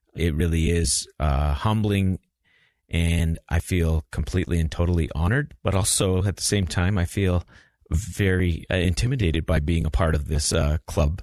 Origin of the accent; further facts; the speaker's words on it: Albuquerque, New Mexico, United States; moved away as an adult; also born or lived in Logan, Utah / Provo, Utah / Taiwan; I grew up in Albuquerque, New Mexico